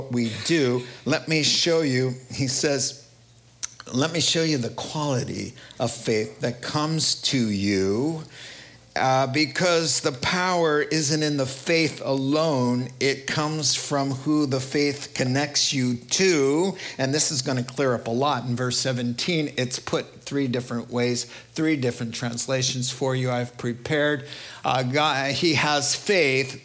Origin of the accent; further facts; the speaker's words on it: New York, United States; I'm from New York. My dad's from Brooklyn